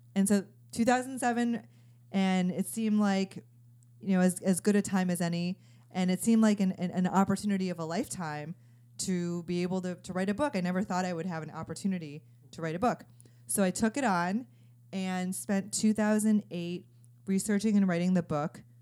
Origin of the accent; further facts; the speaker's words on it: Chicago, Illinois, United States; moved away as an adult; also born or lived in Stanford, California; I'm from Chicago, and I remember being a junior in high school